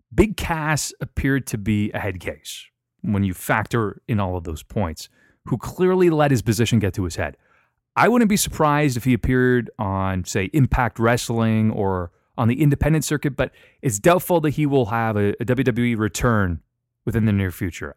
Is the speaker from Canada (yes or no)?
yes; London, Ontario, Canada; my hometown of London, Ontario, Canada.